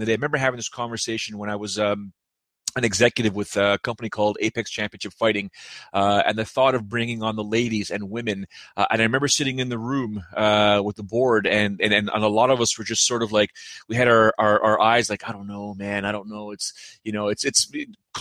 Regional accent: near Buffalo, Ontario, Canada; Buffalo is fairly close to my hometown. It's maybe about an hour and a half, 2 hours maximum of a drive.

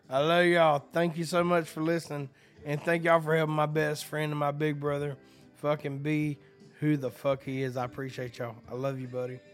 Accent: Hazlehurst, Georgia, United States; now in Nashville, United States; I'm from Hazehurst, Georgia. I moved fucking seven hours north

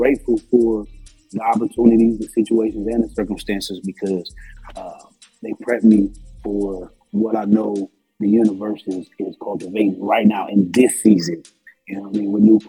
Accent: Tampa, Florida, United States; Well, originally I'm from Tampa, Florida. That's my home, born and raised.

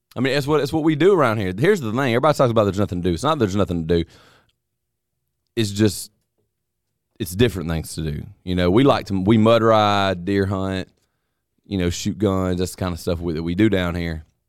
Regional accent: North Alabama and Mississippi, United States; I grew up in North Alabama and Mississippi. Uh, the only two places I've ever lived.

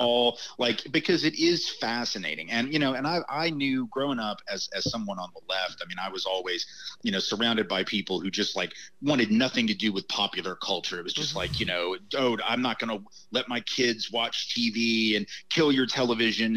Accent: the South, United States; as a Southerner

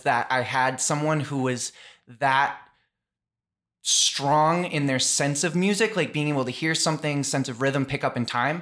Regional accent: Taunton, Massachusetts, United States; I grew up in Taunton, Massachusetts

